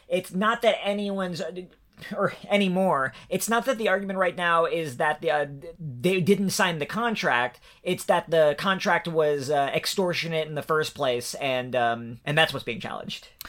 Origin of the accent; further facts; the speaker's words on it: New York, United States; now in Ohio, United States; I'm originally a New Yorker